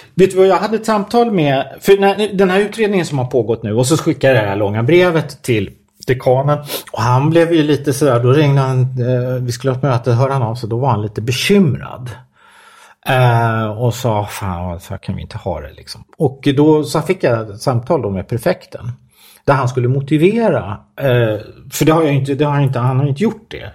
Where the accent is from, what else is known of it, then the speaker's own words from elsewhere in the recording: Stockholm, Stockholm County, Sweden; jag kommer från Stockholm